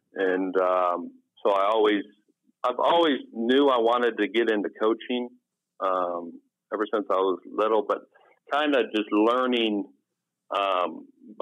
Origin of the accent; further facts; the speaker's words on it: Jefferson City, Missouri, United States; moved away as an adult; also born or lived in East Coast, United States / Maine / Delaware; moved to Missouri. And I went to high school in Missouri at Jefferson City High School